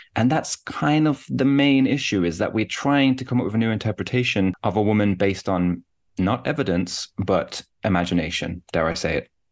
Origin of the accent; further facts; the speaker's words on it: Birmingham, West Midlands, United Kingdom; moved away as an adult; also born or lived in Durham; now in Newcastle, United Kingdom; I'm originally from Birmingham in the UK, though I'm based in the north of England now